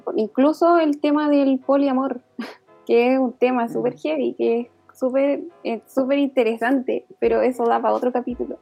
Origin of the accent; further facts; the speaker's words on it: Valdivia, Los Ríos, Chile; moved away as an adult; now in Santiago, Chile; soy de Valdivia, del sur, eh, vivo acá en Santiago hace unos años